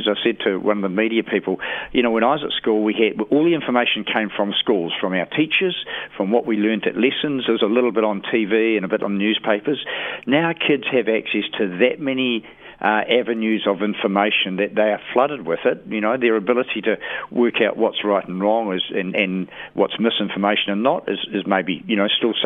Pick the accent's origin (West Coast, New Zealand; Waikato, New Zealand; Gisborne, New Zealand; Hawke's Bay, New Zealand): West Coast, New Zealand; Westport; Westport, my hometown